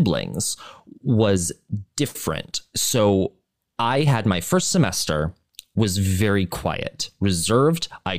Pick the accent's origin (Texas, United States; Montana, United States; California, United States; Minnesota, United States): Montana, United States; growing up in Montana, it's a different experience